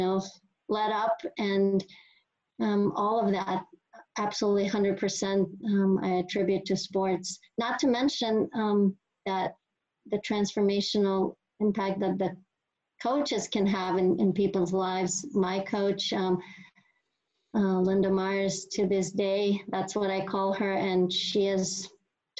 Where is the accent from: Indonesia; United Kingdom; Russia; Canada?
Russia; moved away as an adult; now in United States; growing up in Russia